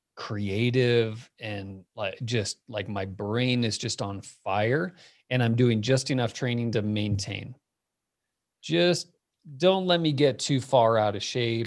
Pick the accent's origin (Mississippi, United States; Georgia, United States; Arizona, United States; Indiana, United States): Arizona, United States; Phoenix; moved away as an adult; also born or lived in Miami; now in Boulder, United States; I was born in Miami. I grew up in Phoenix